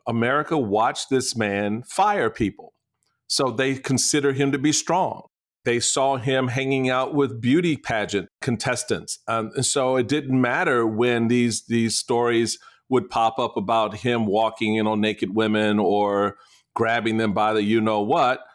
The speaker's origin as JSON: {"language": "English", "area": "the East", "region": "East Coast", "country": "United States", "said": "I'm from the E, I'm from the East"}